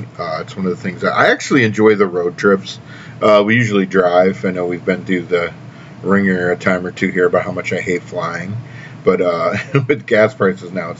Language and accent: English; Tennessee, United States; now in Wisconsin, United States; my hometown Upperman Lady Bees